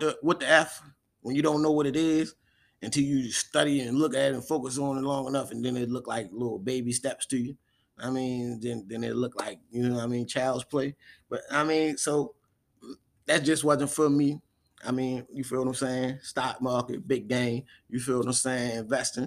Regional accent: Baltimore, Maryland, United States; also born or lived in Charles County, Maryland; Shout out to my hometown

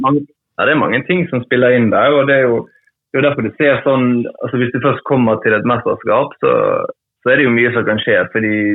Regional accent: Trengereid, Vestland, Norway; jeg vokste jo opp på, på, på Trengereid, da. En liten, liten plass utenfor, utenfor, Bergen

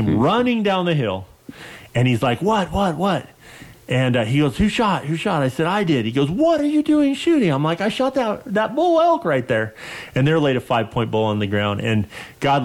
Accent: Western United States, United States; growing up in the Western United States

